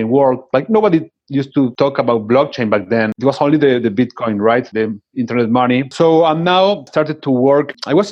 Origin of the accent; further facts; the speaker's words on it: Buenos Aires, Argentina; I was born in Buenos Aires, Argentina